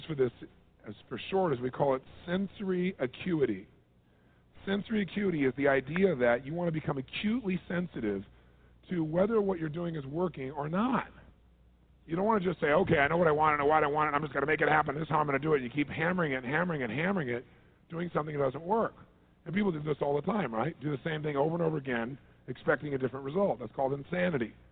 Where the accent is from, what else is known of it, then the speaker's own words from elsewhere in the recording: Southern California, United States; I'm from Southern California